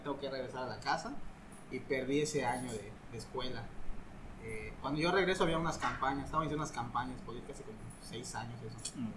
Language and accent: Spanish; Calkiní, Campeche, Mexico; yo soy de Caquini